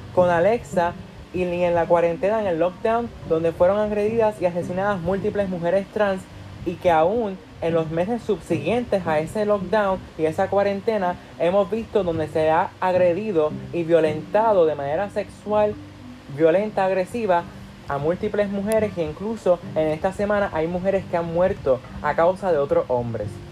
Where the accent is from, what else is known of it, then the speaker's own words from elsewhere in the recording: Puerto Rico; cuando salimos fuera de Puerto Rico, cuando salimos fuera, perdón, de nuestra, de nuestra burbuja, de nuestro hogar